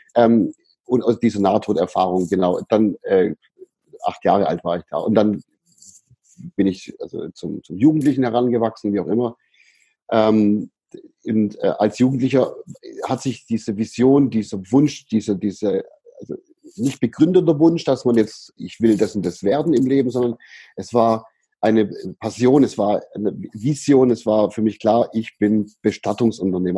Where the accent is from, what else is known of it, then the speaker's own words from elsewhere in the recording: Böblingen, Baden-Württemberg, Germany; also born or lived in Sindelfingen; in Böblingen, in der, in der Stadt, aus der ich herkomme